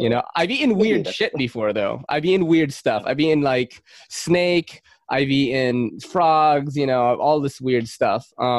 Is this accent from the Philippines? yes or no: yes; Philippines; now in New York City, United States; look, I'm from Manny Pacquiao country. I'm not Chinese. But Manny Pacquiao, the boxer.